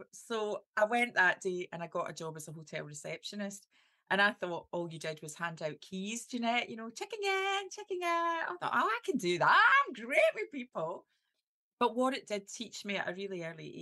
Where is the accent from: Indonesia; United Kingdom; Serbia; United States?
United Kingdom; Clydebank, Scotland; accent: strong Scottish; I've got this really strong Scottish accent. So I'm from Clydebank